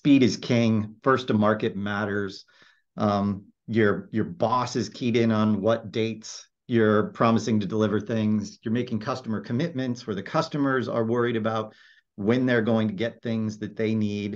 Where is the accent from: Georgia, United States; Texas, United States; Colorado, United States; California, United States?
California, United States; Silicon Valley; I grew up in Silicon Valley. I'm an actual Silicon Valley native